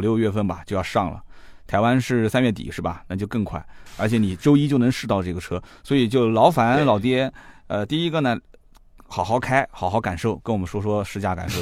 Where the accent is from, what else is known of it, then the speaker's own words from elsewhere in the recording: Nanjing, Jiangsu, China; also born or lived in Shanghai; 其实我当年从南京去上海上学